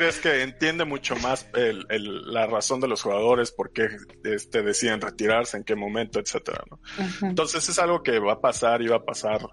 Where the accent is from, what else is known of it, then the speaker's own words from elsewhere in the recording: Mexico; como muchos mexicanos